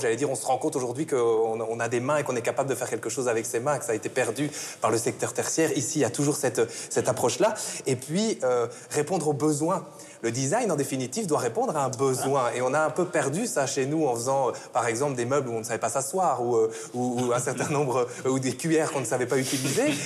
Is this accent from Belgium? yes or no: yes; Belgium; Je suis belge